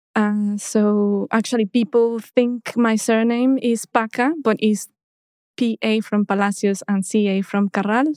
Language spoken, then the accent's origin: English; Mexico City, Mexico; now in London, United Kingdom; I was born in Mexico and I grew up in Mexico City.